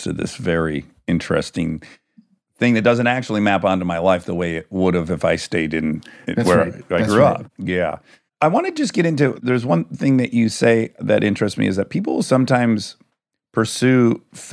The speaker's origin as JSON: {"language": "English", "region": "Michigan", "country": "United States", "tie": "born or raised there", "said": "I grew up in the Midwest, in Michigan, in a very blue-collar area"}